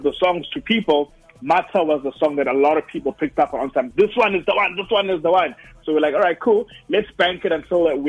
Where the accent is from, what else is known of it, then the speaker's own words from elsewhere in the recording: Durban, KwaZulu-Natal, South Africa; growing up in Durban, like in Montclair in Durban